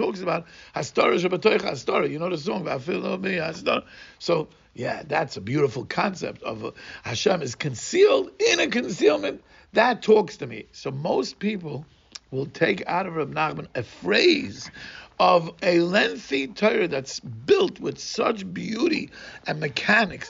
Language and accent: English; Brazil; English is a second language; growing up in Brazil, I mentioned last time, we were nirdofim